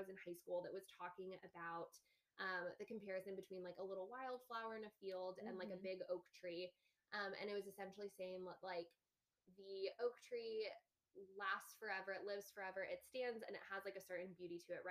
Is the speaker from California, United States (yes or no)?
yes; California, United States; now in East Coast, United States; I'm from California